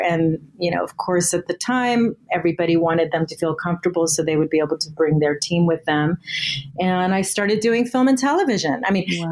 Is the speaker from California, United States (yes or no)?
yes; Southern California, United States; I was born in Southern California.